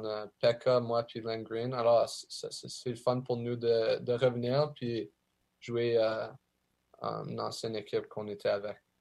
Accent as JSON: {"language": "French", "town": "Ottawa", "region": "Ontario", "country": "Canada", "also_born_or_lived": "Springfield", "said": "je viens d'Ottawa, puis j'en ai aussi de Montréal"}